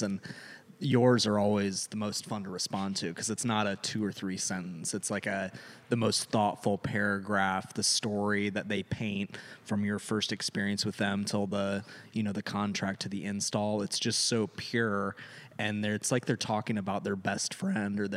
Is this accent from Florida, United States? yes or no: yes; Florida, United States; now in California, United States; We're from Florida